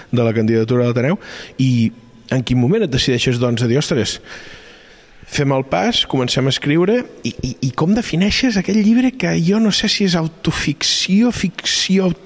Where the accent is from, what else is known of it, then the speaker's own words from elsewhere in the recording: Barcelona, Catalonia, Spain; aquesta relació amb Barcelona, que com a barcelonina mm, des de petita eh, exercint